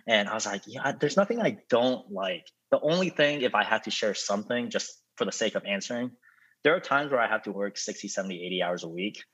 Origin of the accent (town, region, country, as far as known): United States